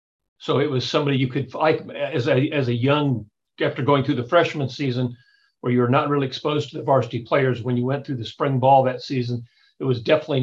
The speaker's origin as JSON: {"language": "English", "region": "Nebraska", "country": "United States", "tie": "born or raised there", "said": "growing up in Nebraska"}